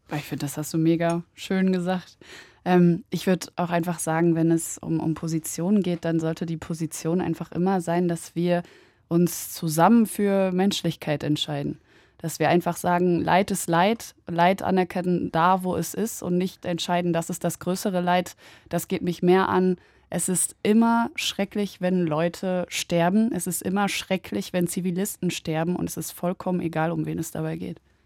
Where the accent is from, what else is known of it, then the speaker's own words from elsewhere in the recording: Germany; mein Vater ist äh, Palästinenser und äh, meine Mutter Polin, ich bin in Deutschland geboren